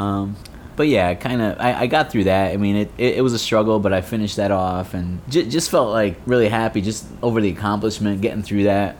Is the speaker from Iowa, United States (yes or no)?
no; Connecticut, United States; moved away as an adult; also born or lived in Florida; now in Gainesville, United States; I'm actually originally from Connecticut, just moved to Florida um, in March of this year